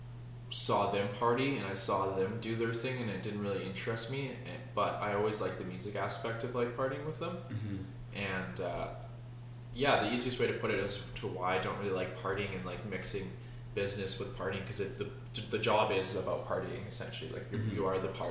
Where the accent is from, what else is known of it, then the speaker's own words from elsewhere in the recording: Kelowna, British Columbia, Canada; born and raised in Kelowna, beautiful BC